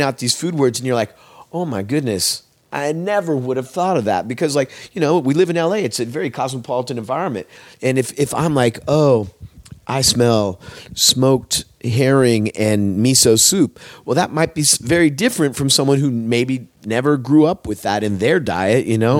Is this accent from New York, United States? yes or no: no; Eugene, Oregon, United States; moved away as an adult; now in Los Angeles, United States; I come from Oregon. I grew up in the Eugene Springfield area of Oregon